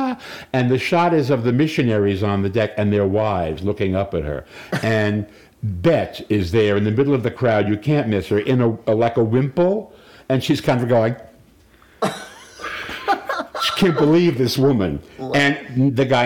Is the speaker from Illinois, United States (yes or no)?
no; Paterson, New Jersey, United States; my hometown, Patterson, Jersey